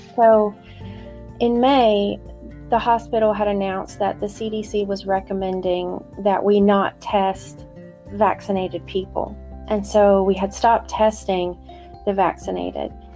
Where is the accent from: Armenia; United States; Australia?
United States; North Carolina; also born or lived in northern Maine; now in Maine, United States; I'm originally from North Carolina